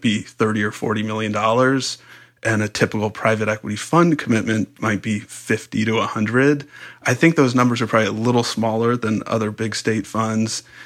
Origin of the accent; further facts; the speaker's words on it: San Diego, California, United States; I grew up in San Diego.